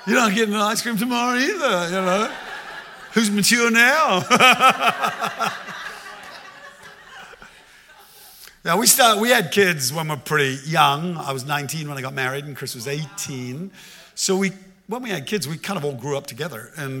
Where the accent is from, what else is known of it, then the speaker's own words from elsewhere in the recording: Australia; I'm Australian